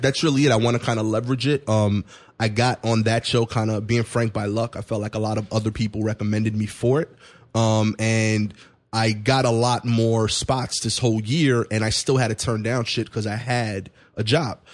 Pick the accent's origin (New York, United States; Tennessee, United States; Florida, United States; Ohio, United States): New York, United States; New York City; I'm from East New York, Brooklyn.